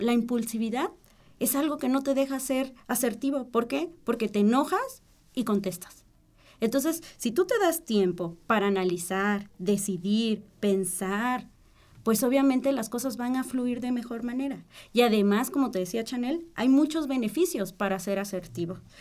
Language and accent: Spanish; Mexico; nosotros como mexicanos